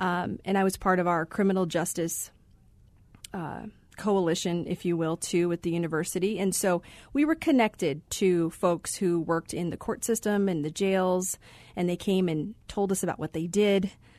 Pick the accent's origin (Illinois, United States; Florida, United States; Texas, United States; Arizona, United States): Arizona, United States; Phoenix; So my family is from there. We did move here to Phoenix when I was about four. So I grew up here in the Valley.